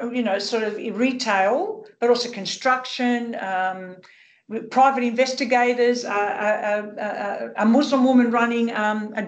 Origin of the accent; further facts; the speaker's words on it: Sydney, New South Wales, Australia; growing up in Sydney's rich multicultural Western suburbs as the daughter of Greek migrants